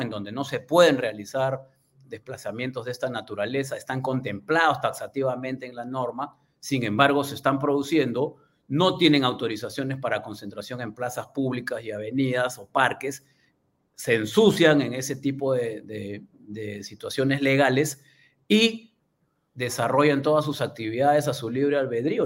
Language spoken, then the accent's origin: Spanish; Peru; nuestra realidad como peruanos